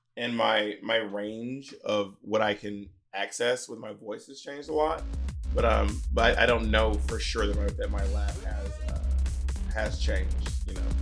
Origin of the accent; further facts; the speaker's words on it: the South, United States; now in New York City, United States; growing up in the South